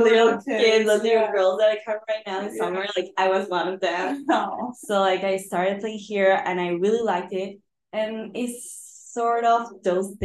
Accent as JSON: {"language": "English", "region": "Lima", "country": "Peru", "tie": "born or raised there", "said": "I'm from Lima, Peru"}